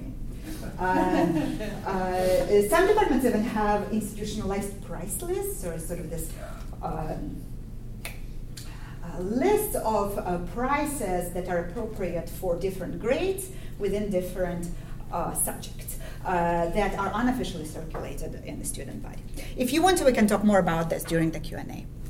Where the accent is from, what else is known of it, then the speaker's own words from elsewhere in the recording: Ukraine; moved away; my own experience growing up in Ukraine